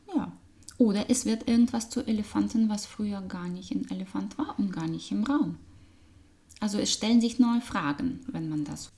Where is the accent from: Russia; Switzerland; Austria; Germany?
Russia; German is a second language; moved away; Mensch, Frau, Russin, äh, Business Trainerin, äh, Change Beraterin und Coach äh, mit sehr viel internationalem Hintergrund. Das hört man meinem Akzent